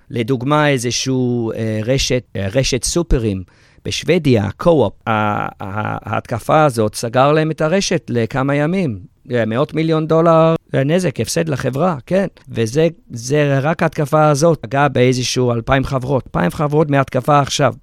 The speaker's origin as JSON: {"language": "Hebrew", "region": "England", "country": "United Kingdom", "tie": "born or raised there", "moved": "as an adult", "lives_now": "Israel", "said": "אני יליד ישראל, אבל גדלתי באנגליה"}